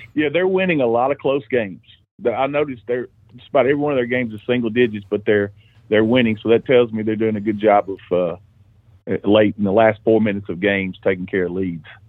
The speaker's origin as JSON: {"language": "English", "area": "Cheatham County", "region": "Tennessee", "country": "United States", "tie": "born or raised there", "said": "I'm from Cheatham County. I went to Cheatham County Central"}